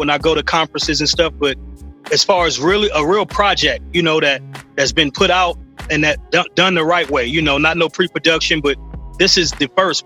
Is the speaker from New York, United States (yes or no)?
no; Los Angeles, California, United States; I'm from South Central, man. South Central LA.